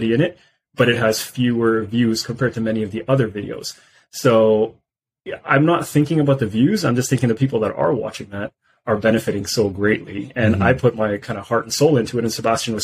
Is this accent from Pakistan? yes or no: yes; Pakistan; moved away; I'm originally from Pakistan